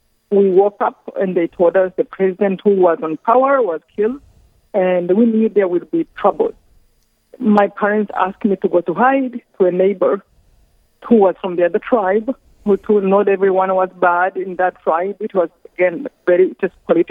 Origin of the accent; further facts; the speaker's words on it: Rwanda; I come from Rwanda, this tiny country in the center of Africa